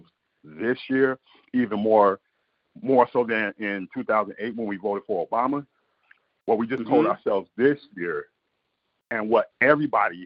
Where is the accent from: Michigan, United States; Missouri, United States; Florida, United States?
Michigan, United States; Detroit; I grew up born and raised in Detroit